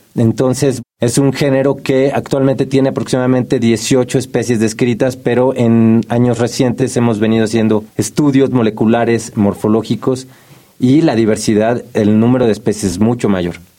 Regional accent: Mexico City, Mexico; como habitante de la Ciudad de México, yo nací aquí, como buen chilango

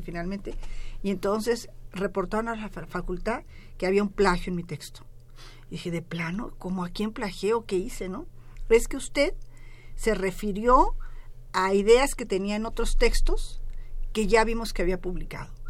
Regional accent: Mexico; me voy a ver reflejada como mexicana

